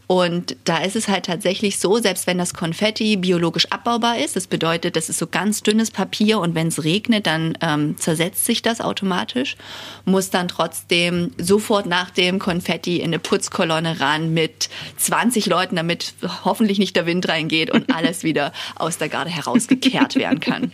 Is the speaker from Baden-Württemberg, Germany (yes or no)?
no; Saxony, Germany; also born or lived in Görlitz / Chemnitz / United States / Prague; now in Dresden, Germany; Ich bin gebürtige Sächsin und muss zugeben, ähm, nach dem Abi wollte ich immer nie nach Dresden. Das war irgendwie viel zu nah dran, weil ich aus dem Umland komme